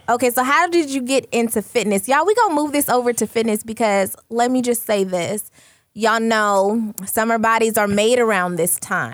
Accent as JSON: {"language": "English", "region": "California", "country": "United States", "moved": "as an adult", "lives_now": "Phoenix, United States", "said": "Originally from California. Um, been out here in Phoenix for, what, six years?"}